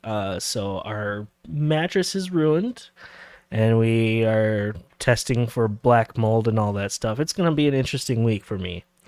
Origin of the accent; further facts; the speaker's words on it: Minnesota, United States; we're from Minnesota originally